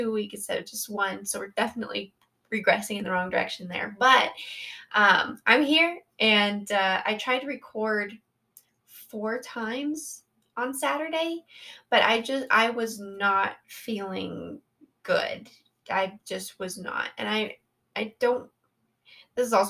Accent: Colorado, United States; I was born and raised in Colorado and live here with my wonderful husband of 6 years.

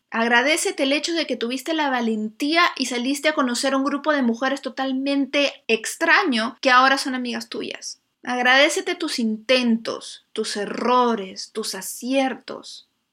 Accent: Lima, Peru; moved away as an adult; Yo soy de Lima y pues es una ciudad preciosa, pero no tiene mucha naturaleza.

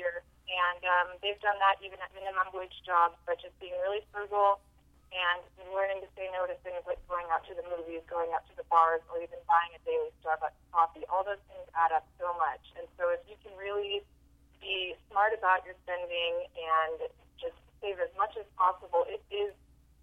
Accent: Southern California, United States; I grew up in Southern California

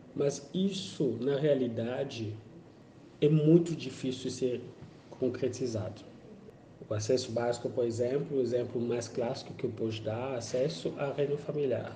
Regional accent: DR Congo; Portuguese is a second language; moved away as an adult; now in Brazil; eu sou homem negro, venho da África, do, da República Democrática do Congo desde 2013

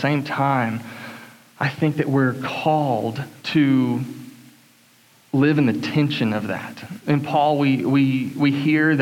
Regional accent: Atlanta, Georgia, United States; I was raised in Atlanta, Georgia, a little southeast of Atlanta, Georgia, suburbs, to a great family

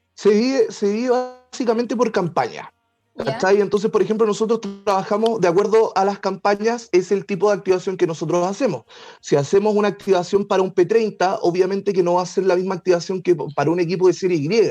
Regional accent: Puerto Montt, Los Lagos, Chile; moved away as an adult; now in Santiago, Chile; ya hace 14 años que estoy viviendo en Santiago Oh, Y oh. soy de Puerto Montt.

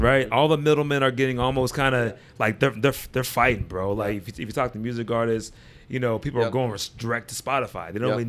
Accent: Pittsburgh, Pennsylvania, United States; moved away; also born or lived in Atlanta; I was born and raised in Pittsburgh.

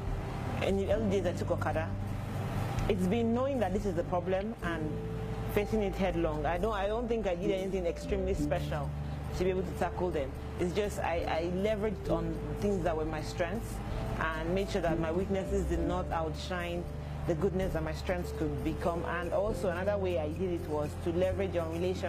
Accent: Lagos, Nigeria; also born or lived in Delta State; I hail from Delta State, but I was born and raised in Lagos

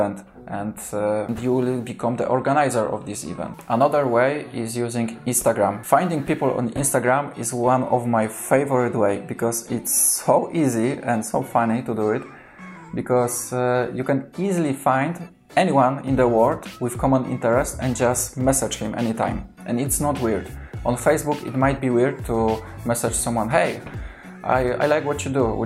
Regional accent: Kraków, Lesser Poland, Poland; first language Polish; English is a second language; because I'm from Kraków

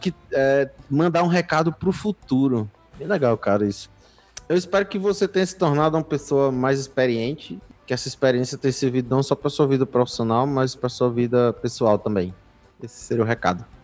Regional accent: Brazil; also born or lived in Fortaleza; a gente é brasileiro

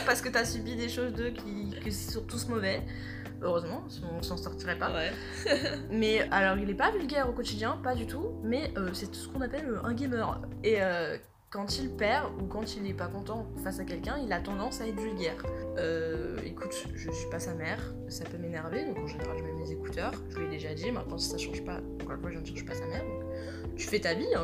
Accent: France; on est français

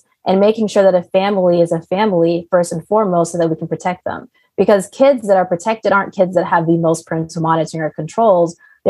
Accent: Riyadh, Riyadh Province, Saudi Arabia; also born or lived in Maryland; now in United States; So as a kid, I was born in the United States, in Maryland in particular. And then I moved to Riyadh, Saudi Arabia. So I actually lived in the Middle East for the most of my growing up. So now I know Arabic and English.

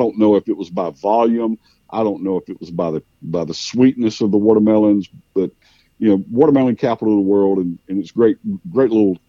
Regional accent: Cordele, Georgia, United States; I was raised. I have three older brothers, and we were raised in the Southern Baptist Church, in predominantly in Middle Georgia, in a little town called Cordele, a watermelon capital of the world.

